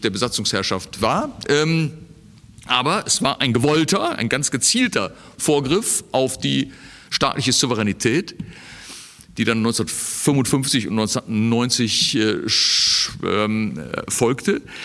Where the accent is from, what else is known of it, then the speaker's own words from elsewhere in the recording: Germany; als Deutsche